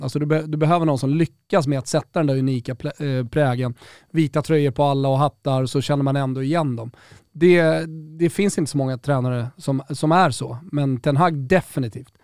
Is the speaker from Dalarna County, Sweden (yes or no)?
no; Rönninge, Stockholm County, Sweden; Där jag är uppvuxen, i Rönninge